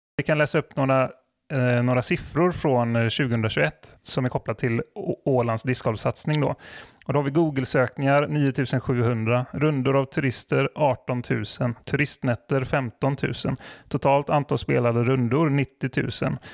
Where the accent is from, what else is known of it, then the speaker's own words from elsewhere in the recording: West coast of Sweden, West Sweden, Sweden; västkust tänker ju jag spontant som är därifrån